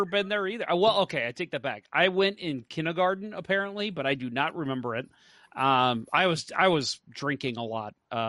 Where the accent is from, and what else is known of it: St. Louis, Missouri, United States; born or raised there